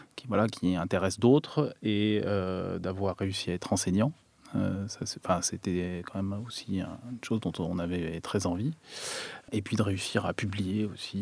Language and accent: French; France; en tant que Français